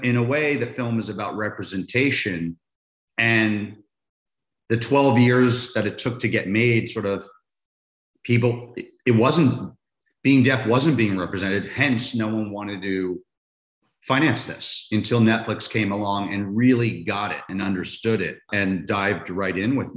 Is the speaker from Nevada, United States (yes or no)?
no; Maryland, United States; now in Los Angeles, United States; I grew up in Maryland, DC, about 30 minutes from the school